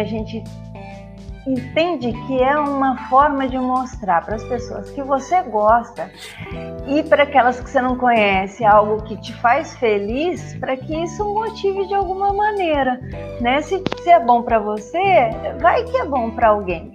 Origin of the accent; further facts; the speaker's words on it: São Paulo, Brazil; eu sou de São Paulo